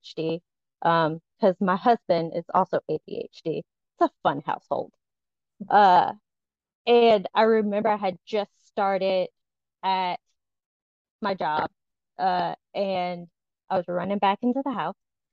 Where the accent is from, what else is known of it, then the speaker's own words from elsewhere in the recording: Southern Louisiana, United States; I am a Southern Louisiana born and raised that never quite fit into the Southern Louisiana, except for my accent